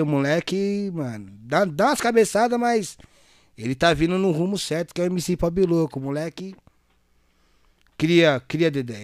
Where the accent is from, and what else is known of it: Itaquaquecetuba, São Paulo, Brazil